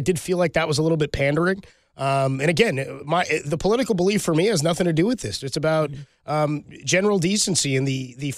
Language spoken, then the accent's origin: English; San Francisco, California, United States; being a Californian, being a San Franciscan